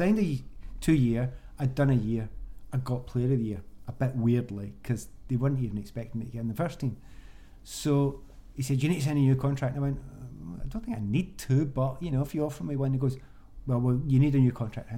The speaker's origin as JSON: {"language": "English", "town": "Glasgow", "region": "Scotland", "country": "United Kingdom", "moved": "yes", "said": "I came from the East End of Glasgow"}